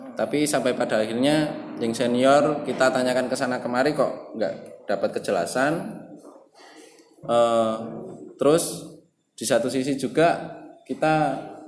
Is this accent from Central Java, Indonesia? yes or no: yes; Magelang, Central Java, Indonesia; aku lahir di Magelang, besar di Magelang